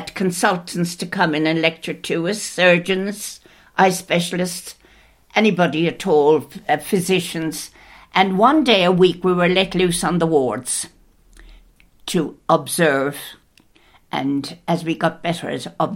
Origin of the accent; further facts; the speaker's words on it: Clonmel, Munster, Ireland; moved away as an adult; I was born in Clonmel, County Tipperary